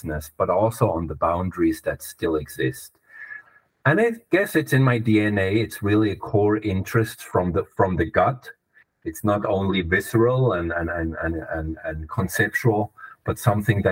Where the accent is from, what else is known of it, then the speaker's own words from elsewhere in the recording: Germany; English is a second language; now in Switzerland; You might notice my accent. I'm German originally. I'm a West German